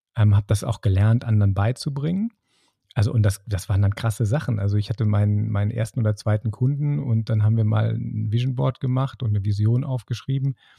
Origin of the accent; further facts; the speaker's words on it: Bonn, North Rhine-Westphalia, Germany; in Bonn, das ist so mein, mein Home, wo ich herkomme